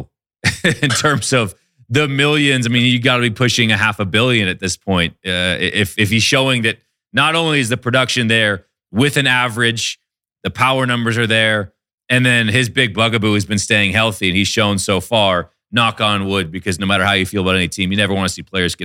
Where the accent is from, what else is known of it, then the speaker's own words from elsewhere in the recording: Seattle, Washington, United States; I'm from Seattle